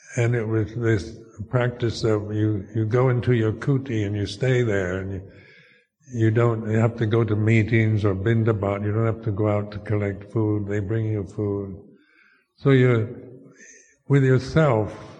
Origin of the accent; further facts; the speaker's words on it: United States; moved away as an adult; also born or lived in Thailand; as an American